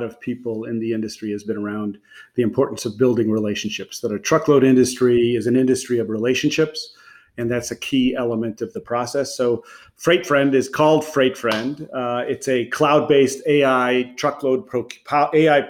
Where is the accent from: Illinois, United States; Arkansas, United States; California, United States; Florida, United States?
Illinois, United States; Chicago; also born or lived in Philadelphia; after fourth grade, I grew up in the north suburbs of Chicago